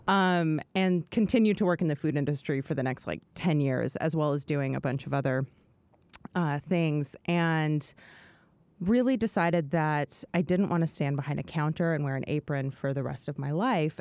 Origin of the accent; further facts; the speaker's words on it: McMinnville, Oregon, United States; moved away; also born or lived in New York; I grew up in a restaurant in McMinnville, Oregon